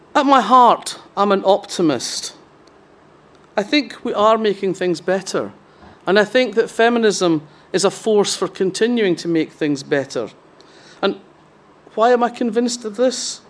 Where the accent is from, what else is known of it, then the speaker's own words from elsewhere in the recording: Fife, Scotland, United Kingdom; I grew up in Fife, which is very different from the rest of the central belt of Scotland